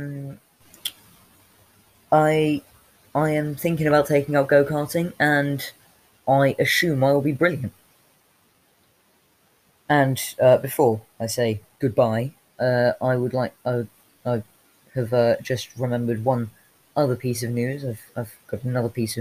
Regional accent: United Kingdom; I'm British

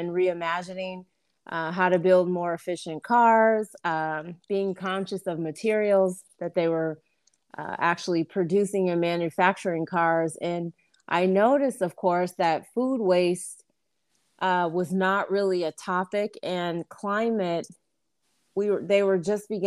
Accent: Grand Rapids, Michigan, United States; born or raised there; moved away as an adult; now in Detroit, United States

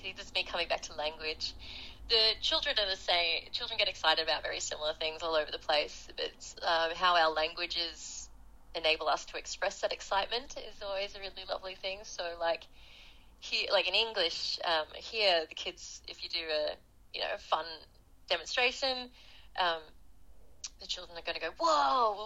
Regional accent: Australia; also born or lived in South Africa; I went over there as an Australian volunteer for international development

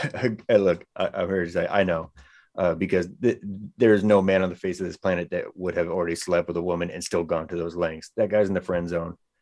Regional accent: Bay Area, California, United States; now in Sacramento, United States; I'm a little bit outside of Sacramento. I'm originally from the Bay Area.

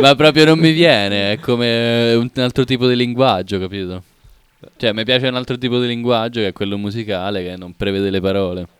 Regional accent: Jesi, Marche, Italy; A Iesi, in provincia d'Ancona, Iesi con la J.

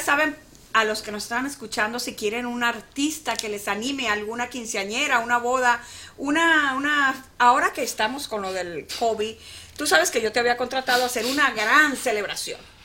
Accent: San Luis, Falcón, Venezuela; moved away; yo soy de San Luis, Estado Falcón, Venezuela, un pueblito

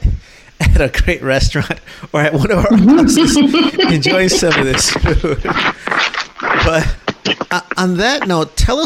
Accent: Chicago, Illinois, United States; now in Houston, United States; I grew up in Chicago originally

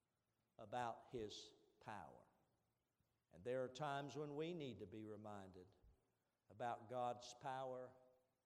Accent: Eastern Kentucky, United States; I'm from Eastern Kentucky

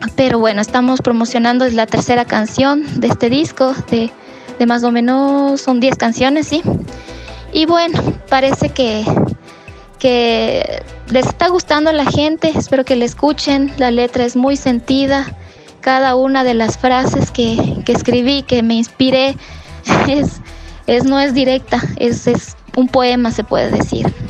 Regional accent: Ibarra, Imbabura, Ecuador; yo soy de Ibarra

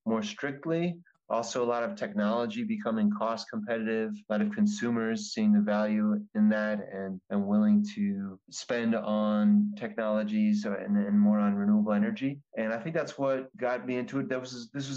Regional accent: New Jersey, Pennsylvania, New York tri-state area, United States; I am originally from the New Jersey, Pennsylvania, New York, tri-state area

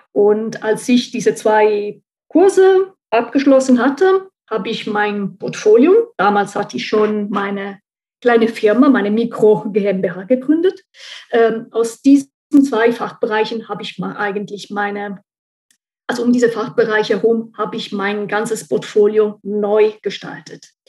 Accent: central Italy, Italy; German is a second language; moved away as an adult; now in Saarbrücken, Germany; Also ich bin seit ähm, circa 20 Jahren, 21 Jahren in Saarbrücken und ursprünglich komme ich aus Mittelitalien, ähm, aus der Stadt der Palmen.

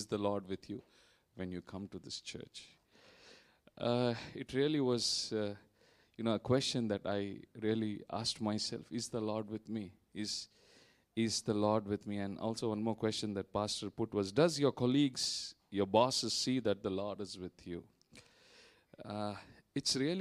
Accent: India; moved away as an adult; now in Vietnam; I'm from India. We've been here in Vietnam for the past 12 plus years

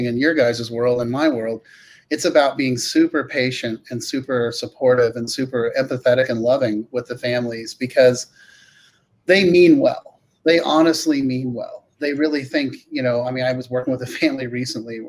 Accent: California, United States; I grew up in California

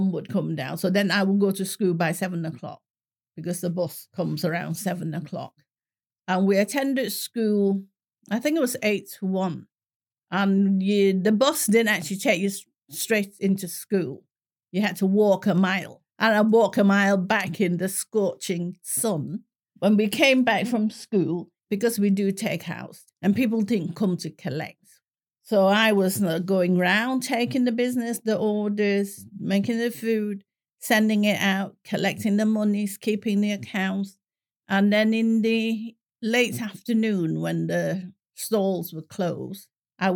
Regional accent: Malaysia; first language English; now in Manchester, United Kingdom; Even though my mother tongue is Cantonese, but in Malaysia, straight in the age of 5 or 6, I started learning English and the whole family goes to English school.

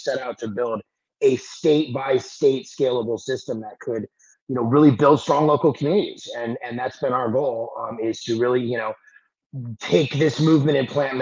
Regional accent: Los Angeles, California, United States; I'm originally from Los Angeles

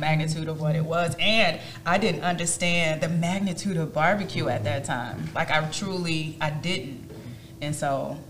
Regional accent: Midwest, United States; I'm from the Midwest. My dad grilled at any moment.

